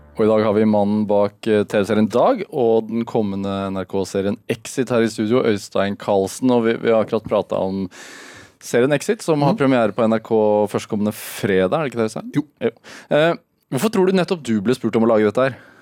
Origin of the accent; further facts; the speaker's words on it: Sarpsborg, Østfold, Norway; Jeg er fra Sarpsborg